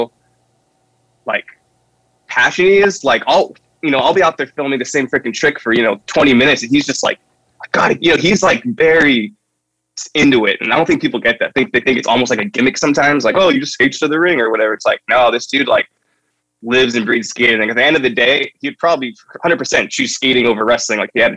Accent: Santa Barbara, California, United States; I'm from Santa Barbara. And at the time, there was a really good, like, punk hardcore scene, like, when I was in middle school and high school.

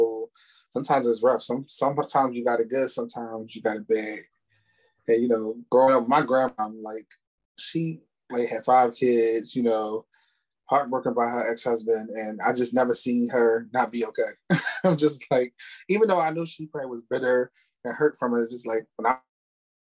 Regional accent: Philadelphia, Pennsylvania, United States; I'm from Philly, live in Philly

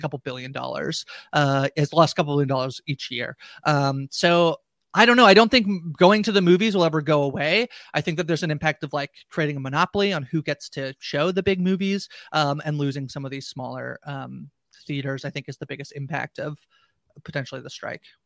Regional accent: Canada; I'm Canadian

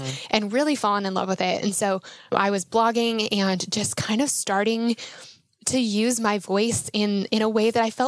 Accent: Denver, Colorado, United States; moved away as an adult; also born or lived in north of Atlanta, Georgia; I am from Denver, Colorado originally

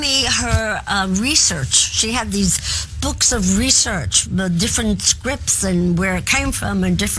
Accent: New York City, New York, United States; He said, where are you from? I said, from Queens.

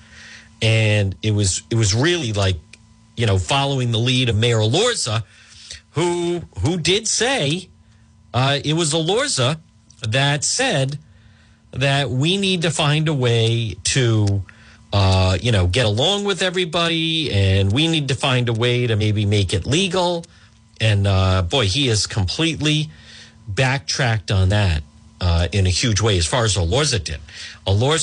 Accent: Cranston, Rhode Island, United States; Cranston, my hometown

